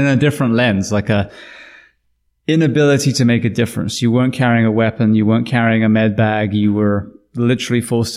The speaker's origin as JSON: {"language": "English", "region": "England", "country": "United Kingdom", "said": "me being English"}